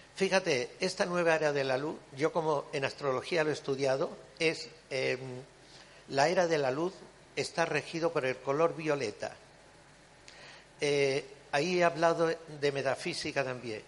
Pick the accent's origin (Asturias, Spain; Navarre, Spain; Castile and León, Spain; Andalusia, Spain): Andalusia, Spain; Cádiz; yo además soy gaditana de Cádiz